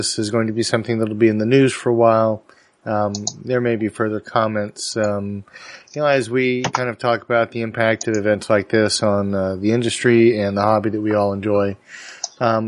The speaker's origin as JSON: {"language": "English", "town": "Dallas", "region": "Texas", "country": "United States", "tie": "born or raised there", "said": "my hometown"}